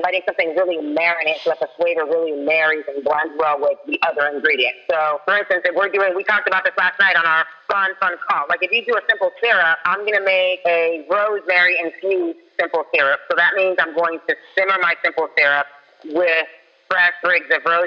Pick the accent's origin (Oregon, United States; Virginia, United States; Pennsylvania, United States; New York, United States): Virginia, United States; Falls Church; I was raised in Falls Church, Virginia